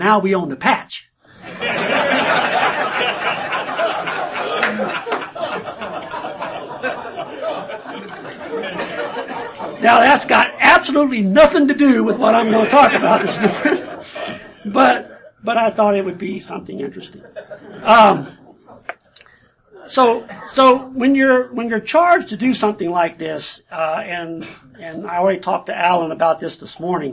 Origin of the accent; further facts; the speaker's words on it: Louisiana, United States; I'm from Louisiana.